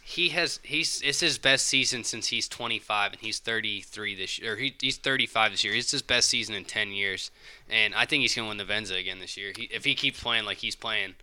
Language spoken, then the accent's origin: English; Alabama, United States; now in Lexington County, South Carolina, United States; Nashville was close to where I grew up in Alabama